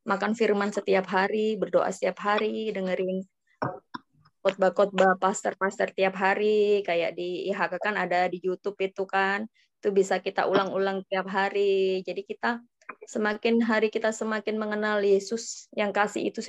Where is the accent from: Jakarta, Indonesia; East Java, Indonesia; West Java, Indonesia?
East Java, Indonesia; Surabaya; Ya, kalau uh, saya dari Surabaya.